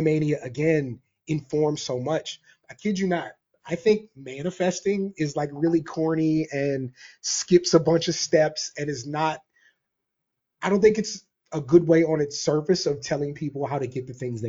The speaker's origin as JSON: {"language": "English", "region": "Maryland", "country": "United States", "tie": "born or raised there", "said": "me and my brother, we're kids from Maryland"}